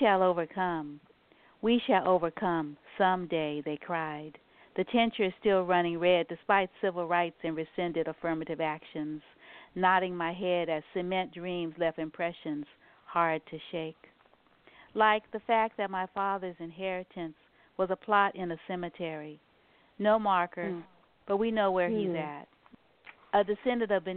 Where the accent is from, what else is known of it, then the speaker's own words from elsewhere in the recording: New Orleans, Louisiana, United States; moved away; I'm from New Orleans, and so and my whole family's from New Orleans